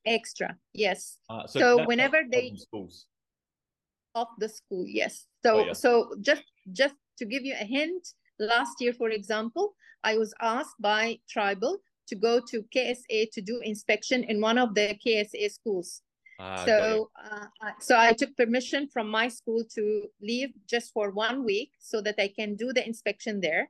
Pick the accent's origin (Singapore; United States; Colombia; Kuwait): Kuwait; moved away as an adult; also born or lived in Egypt; now in United Arab Emirates; I was born and raised in Kuwait